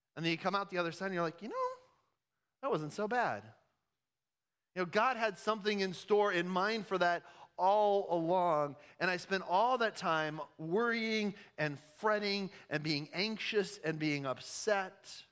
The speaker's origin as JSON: {"language": "English", "country": "United States"}